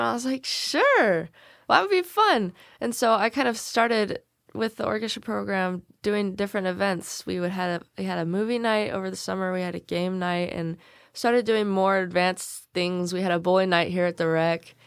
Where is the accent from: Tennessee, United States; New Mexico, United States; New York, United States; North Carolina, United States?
Tennessee, United States; Selmer; I was born in Salem. I've grown up, uh, here my whole life